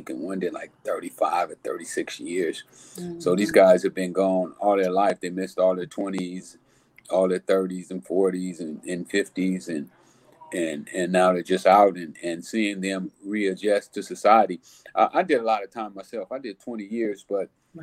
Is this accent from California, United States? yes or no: yes; Los Angeles, California, United States; I grew up in South Central Los Angeles.